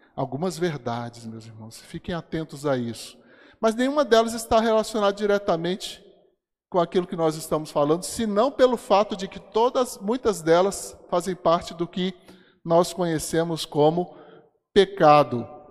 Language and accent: Portuguese; Brasília, Federal District, Brazil; nasci aqui. Quando eu era criança aqui em Brasília